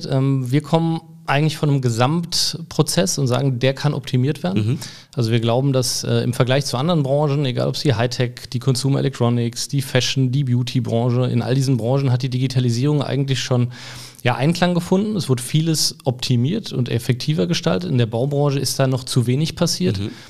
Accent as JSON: {"language": "German", "region": "Hesse", "country": "Germany", "tie": "born there", "lives_now": "Cologne, Germany", "said": "Ja, bin ja selber jetzt schon ein paar Jahre in Köln, eigentlich gebürtiger Hesse, aber mhm."}